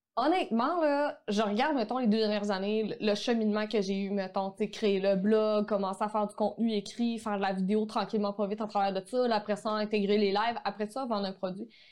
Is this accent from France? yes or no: no; Quebec, Canada; accent: québécois; mon accent québécois